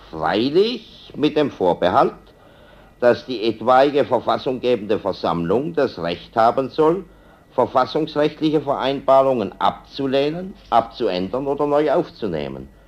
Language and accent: German; Baden-Württemberg, Germany; Ich bin Badener, verstehen Sie recht, nicht Südbadener, und will Badener bleiben.